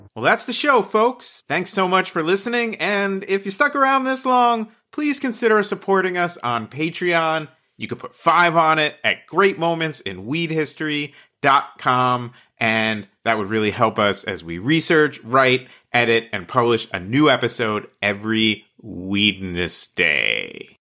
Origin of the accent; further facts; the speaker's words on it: New Jersey, United States; I grew up in New Jersey in the nineteen eighties